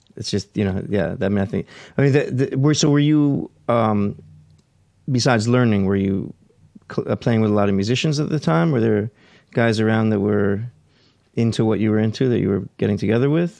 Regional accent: Scarsdale, New York, United States; I grew up in Scarsdale.

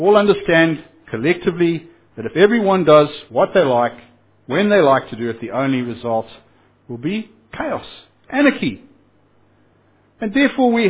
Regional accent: Zimbabwe; I come from Zimbabwe

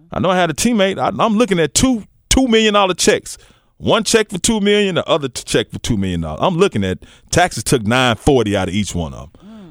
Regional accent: Memphis, Tennessee, United States; I grew up in White Haven.

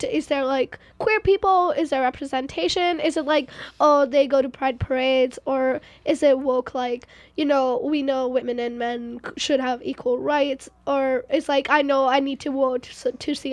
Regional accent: India; now in Canada; I'm from India.

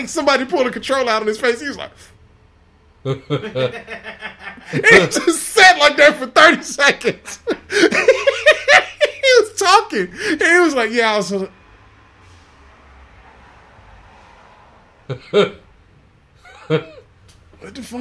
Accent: Houston, Texas, United States; born or raised there; also born or lived in Inglewood, California

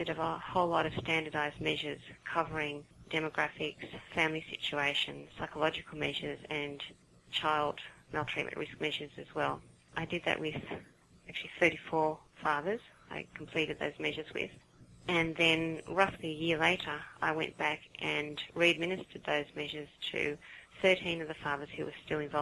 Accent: Sydney, New South Wales, Australia; from Sydney, Australia, if you hadn't guessed from my accent

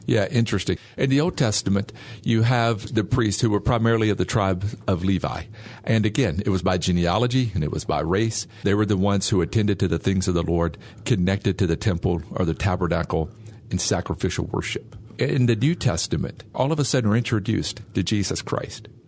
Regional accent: Bastrop, Louisiana, United States; moved away; I'm from Bastrop, Louisiana close to Monroe.

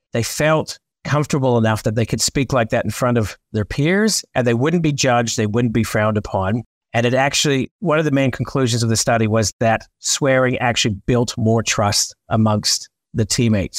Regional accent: Canada; I'm Canadian

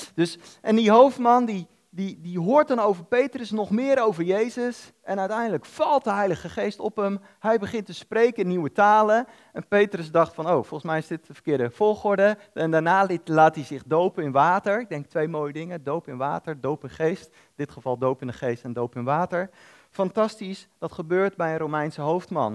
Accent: Netherlands

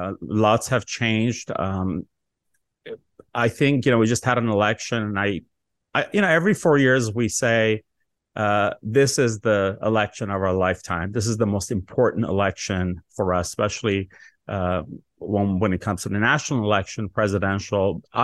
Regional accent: Los Angeles, California, United States; I grew up in the Valley

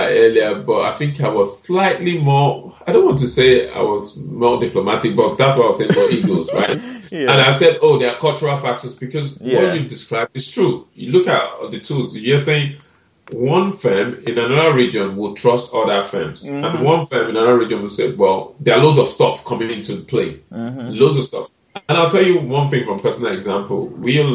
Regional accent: Nigeria; we are all Nigerians.

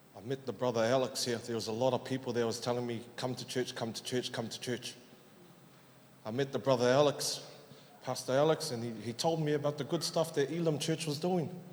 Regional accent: Auckland, New Zealand; I was born and raised up in South Auckland, Otara

